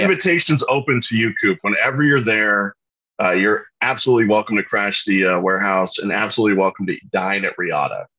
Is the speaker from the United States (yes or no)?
yes; Orlando, Florida, United States; I grew up in Orlando, Florida